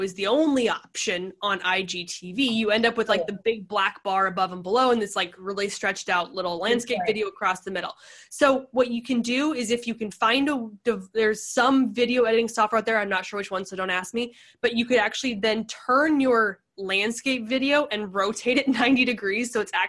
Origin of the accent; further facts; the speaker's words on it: Pacific Northwest, United States; now in San Diego, United States; Like, I come from the Pacific Northwest. I know rain, but we're not built for rain.